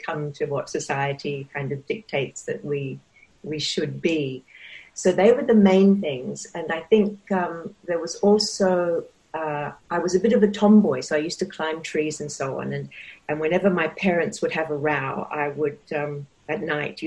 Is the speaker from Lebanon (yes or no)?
no; Perth, Western Australia, Australia; now in Sydney, Australia; I grew up in Perth in Western Australia in the 50s